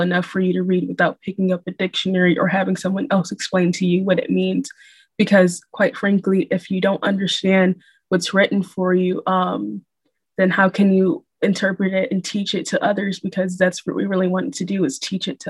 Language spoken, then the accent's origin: English; Rochester, New York, United States; as a young woman growing up in Rochester